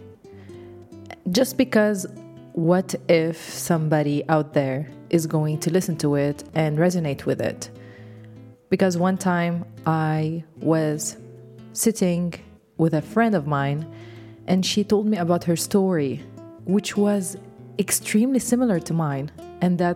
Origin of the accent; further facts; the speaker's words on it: Lebanon; English is a second language; I am Lebanese, so English is my second language.